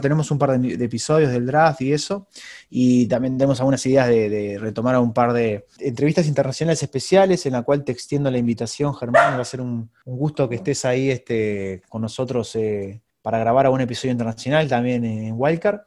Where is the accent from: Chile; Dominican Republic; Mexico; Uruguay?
Uruguay; como uruguayo me encantaría